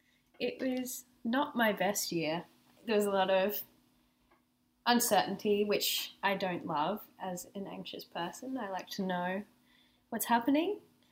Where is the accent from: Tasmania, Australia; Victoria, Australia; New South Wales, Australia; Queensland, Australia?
New South Wales, Australia; Byron Bay; moved away; I'm from Byron down in New South Wales